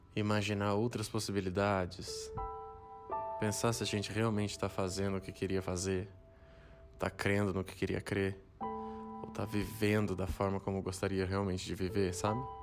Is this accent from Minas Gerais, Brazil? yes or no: no; São José dos Campos, São Paulo, Brazil; eu sou de São José dos Campos